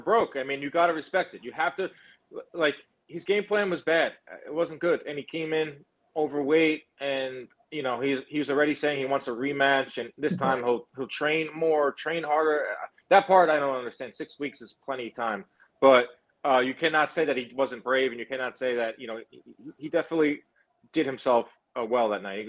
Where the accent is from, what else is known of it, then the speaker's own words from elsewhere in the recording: New York, United States; I'm from New York